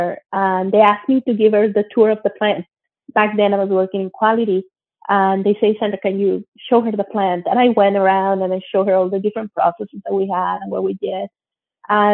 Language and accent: English; Monterrey, Nuevo León, Mexico; moved away as an adult; also born or lived in Mexico City, Mexico / Germany / United States / United Kingdom; now in Canada; I grew up in Monterrey, Mexico. I was born in Mexico City, but my parents moved to Monterrey, Mexico when I was still a baby. So I grew up there and I went to school there